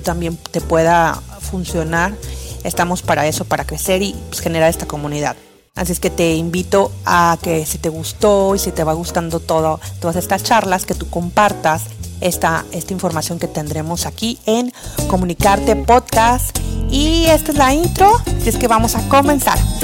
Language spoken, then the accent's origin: Spanish; Mexico; also born or lived in Playa Miramar, Tamaulipas; yo soy mexicana, eh, vivo cerca de una playita hermosa que se llama Playa Miramar.